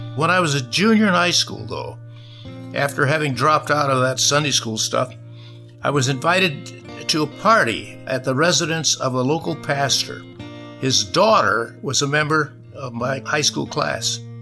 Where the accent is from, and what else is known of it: Michigan, United States; born or raised there